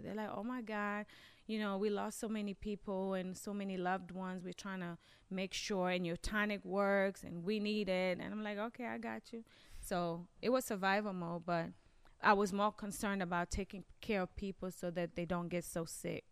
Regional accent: Kenya; also born or lived in Maryland, United States / Washington, D.C., United States; now in Michigan, United States; I grew up in Kenya

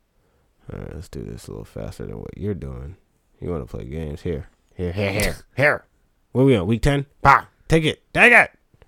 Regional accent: New Jersey, United States; also born or lived in Reading; we're from Jersey.

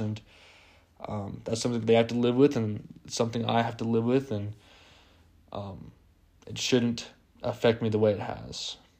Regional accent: Las Vegas, Nevada, United States; I am from Las Vegas

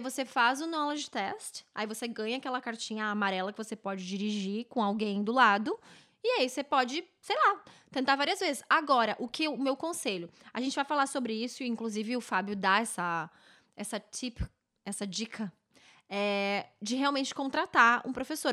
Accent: Novo Hamburgo, Rio Grande do Sul, Brazil; now in Vancouver, Canada; lá na minha cidade, ô oh, querida Novo Hamburgo

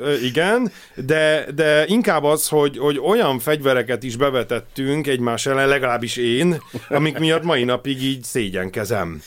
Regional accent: Hungary

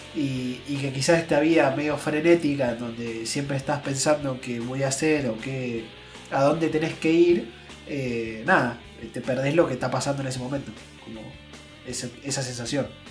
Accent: Azul, Buenos Aires Province, Argentina; nosotros que venimos de Azul, eh, de acá en Provincia de Buenos Aires

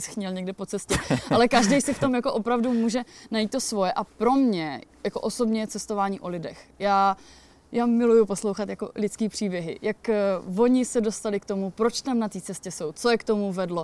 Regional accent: near the Beskids, Moravian-Silesian Region, Czechia; moved away; pocházím kousíček jako od Beskyt

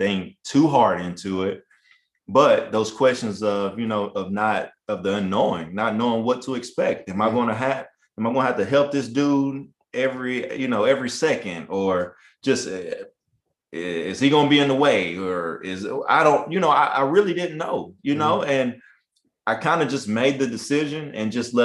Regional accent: Charleston, Tennessee, United States; I'm from Charleston, Tennessee, which is right down the road from Cleveland. So with Lee University, this is really my hometown

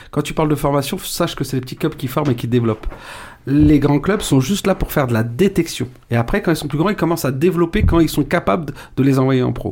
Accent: Paris, Île-de-France, France; je suis parisien

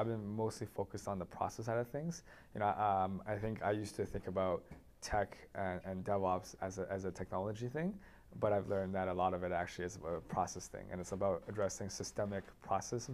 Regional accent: Toronto, Ontario, Canada; also born or lived in San Francisco, United States / Waterloo, Canada; I grew up mostly in Toronto, and I went to Waterloo as well.

